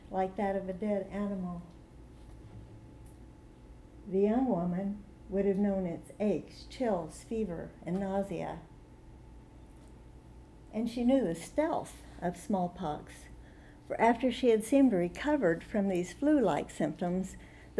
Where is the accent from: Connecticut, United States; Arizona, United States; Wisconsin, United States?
Arizona, United States; Tucson; I'm from Tucson, Arizona